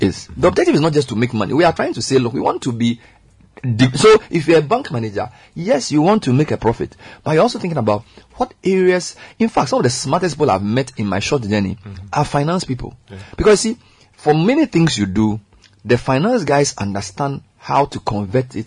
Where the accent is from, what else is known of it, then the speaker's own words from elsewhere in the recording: Accra, Greater Accra, Ghana; also born or lived in Dzodze, Volta (hometown); I was born in Medina.